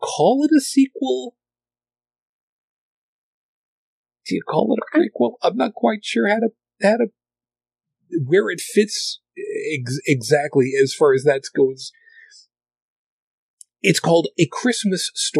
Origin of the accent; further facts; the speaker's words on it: outside of New York City, United States; I grew up outside of New York City, so through the 70s, through the 80s